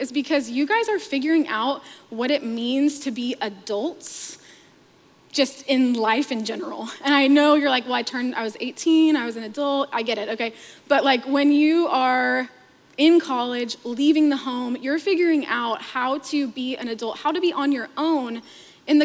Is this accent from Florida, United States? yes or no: no; Fort Worth, Texas, United States; also born or lived in Scottsdale, Arizona; I grew up in Fort Worth, Texas